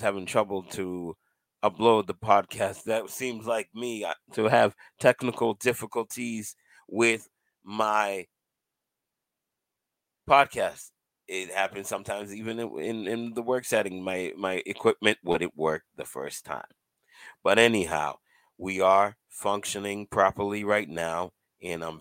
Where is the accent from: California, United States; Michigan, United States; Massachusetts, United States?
Massachusetts, United States; Cambridge; I was born in Cambridge, Massachusetts